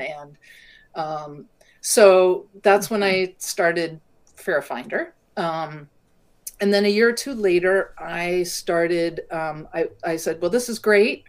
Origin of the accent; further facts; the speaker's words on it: California, United States; moved away; I grew up in California